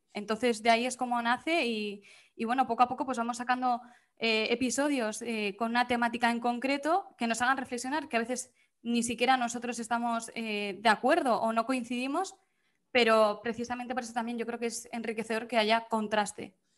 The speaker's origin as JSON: {"language": "Spanish", "town": "Pamplona", "region": "Navarre", "country": "Spain", "also_born_or_lived": "Vitoria / Bilbao", "moved": "as an adult", "lives_now": "Murcia, Spain", "said": "me fui de Pamplona a Vitoria, era al lado de casa"}